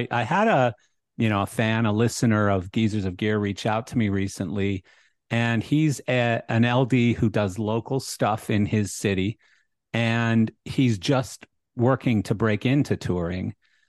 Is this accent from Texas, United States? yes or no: no; Long Island, New York, United States; always wanted to, though, growing up in Long